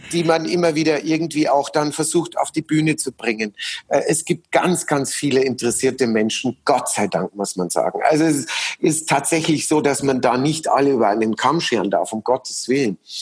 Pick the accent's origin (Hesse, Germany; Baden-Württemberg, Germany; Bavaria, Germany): Bavaria, Germany; Munich; in München erleben, ähm, in meiner Heimatstadt